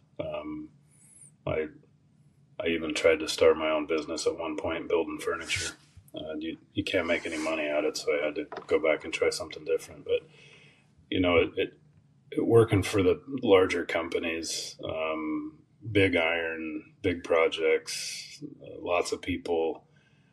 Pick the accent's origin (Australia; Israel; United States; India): United States; Olympic Peninsula, Washington; moved away as an adult; also born or lived in Ellensburg, Washington; now in Texas, United States; I grew up on the Olympic Peninsula in Washington State.